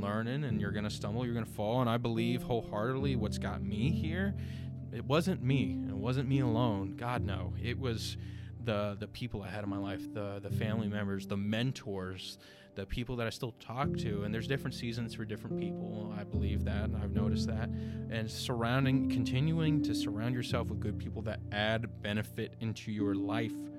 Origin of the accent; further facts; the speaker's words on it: Ocala, Florida, United States; also born or lived in Leesburg, Florida / Belleview, Florida; I was born in Leesburg, raised Ocala, Bellevue my entire life.